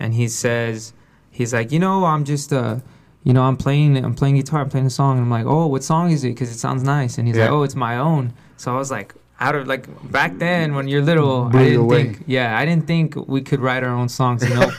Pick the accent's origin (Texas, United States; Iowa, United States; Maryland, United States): Texas, United States; Weslaco; also born or lived in Harlingen, Texas; I was born in Harlingen, okay. And then I was raised in Weslaco.